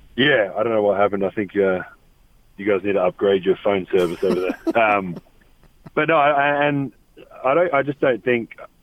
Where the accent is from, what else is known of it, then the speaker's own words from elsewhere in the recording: Australia; now in Salt Lake City, United States; Growing up in Australia